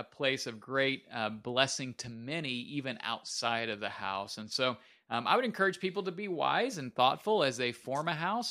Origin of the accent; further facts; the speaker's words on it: Minnesota, United States; moved away; I am from Minnesota originally.